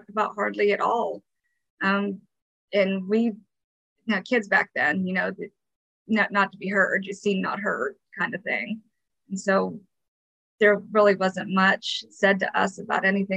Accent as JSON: {"language": "English", "town": "Windsor", "region": "Pennsylvania", "country": "United States", "tie": "born or raised there", "moved": "as an adult", "lives_now": "California, United States", "said": "I grew up in Windsor, Pennsylvania. I moved out here right after high school when I was 18."}